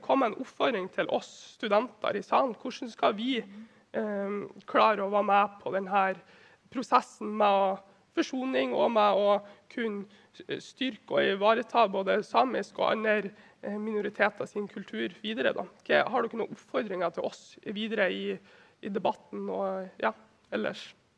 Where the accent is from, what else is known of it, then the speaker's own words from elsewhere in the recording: Vefsn, Nordland, Norway; Nå kommer jeg fra Vefsn kommune i Nordland.